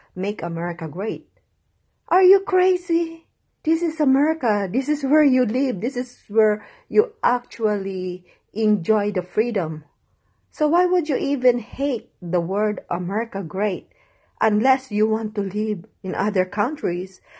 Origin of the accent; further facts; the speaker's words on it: United States; I just love being American